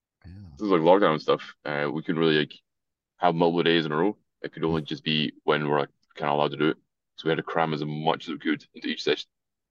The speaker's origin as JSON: {"language": "English", "region": "Scotland", "country": "United Kingdom", "accent": "Scottish", "said": "as far as Scottish accents go as well, I have a pretty weird one because my family's, like, Irish, so it's a bit of a weird mix. Like, other people in Scotland think I sound like American."}